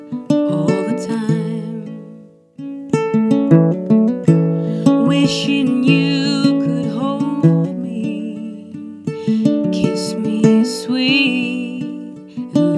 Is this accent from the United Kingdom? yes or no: no; Brampton, Ontario, Canada; I grew up in Brampton, Ontario